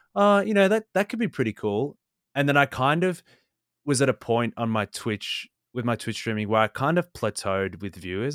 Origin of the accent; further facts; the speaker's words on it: Australia; I'm Australian.